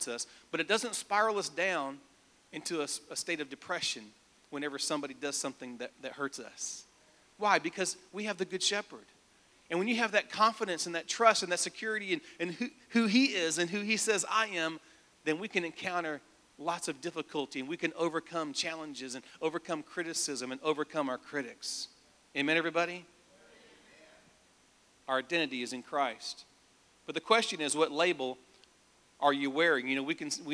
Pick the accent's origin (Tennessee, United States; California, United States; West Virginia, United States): Tennessee, United States; Nashville; I was raised in Nashville. I moved here when I was 5 years old, so I went first grade through high school